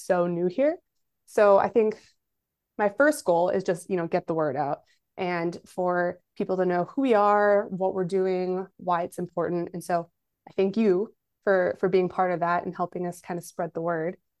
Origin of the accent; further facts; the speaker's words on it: Kenosha, Wisconsin, United States; Kenosha is my hometown